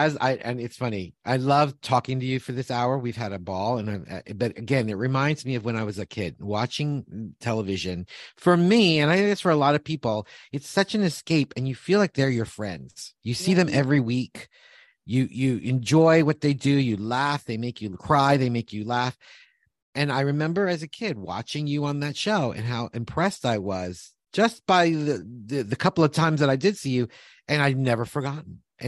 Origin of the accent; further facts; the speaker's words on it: New York, United States; In New York.